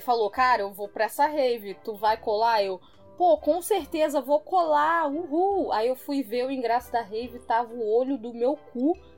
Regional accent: Rio de Janeiro, Brazil; Como carioca

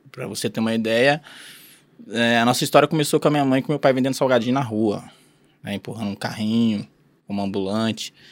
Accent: Mandaguari, Paraná, Brazil; born there; Eu, eu, eu sou paranaense, mas não nasci aqui, eu nasci em Mandaguari, hum. né? Próximo Maringá ali.

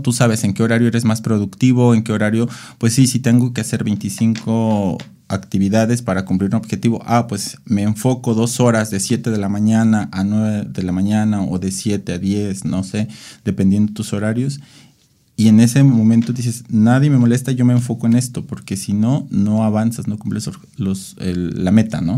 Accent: Mexico; como mexicanos

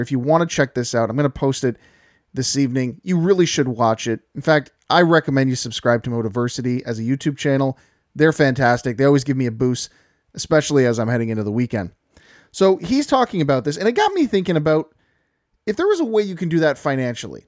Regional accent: Canada; I'm a Canadian

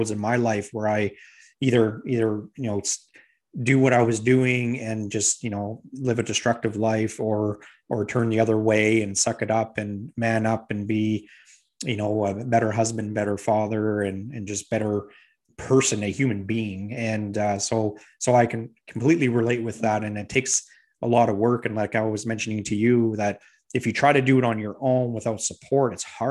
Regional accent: Edmonton, Alberta, Canada; now in Fredericton, Canada; I'm originally from Edmonton and I live in Fredericton now

